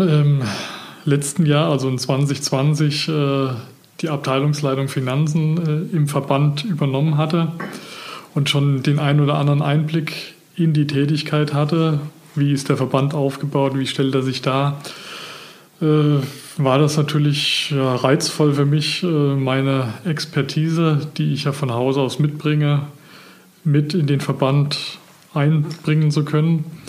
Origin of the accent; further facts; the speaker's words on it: Geisa, Rasdorf, Rhön, Germany; moved away as an adult; also born or lived in Villingen-Schwenningen, Baden-Württemberg; Geboren und aufgewachsen bin ich in der Rhön, Geiser, äh, Rasdorf